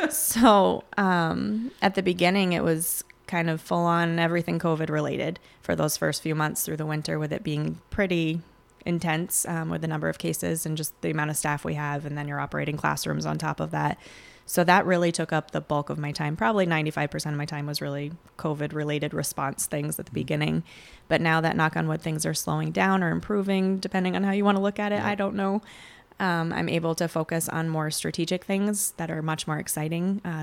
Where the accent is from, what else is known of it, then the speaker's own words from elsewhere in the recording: Vermont, United States; moved away as an adult; also born or lived in Plattsburgh, New York; now in Chazy, United States; I am actually originally from Vermont, and I came over to this side of the lake when I went to college at Plattsburgh State. And once I graduated, I decided to stick around. My family now lives in Chazy